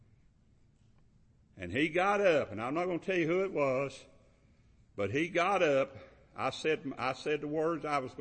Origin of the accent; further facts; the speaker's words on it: Kentucky, United States; I'm from Kentucky